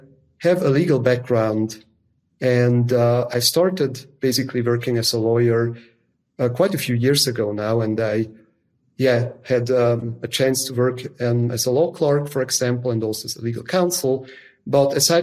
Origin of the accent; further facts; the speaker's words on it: Zug, Switzerland; I grew up in the canton of Zug, which is in Switzerland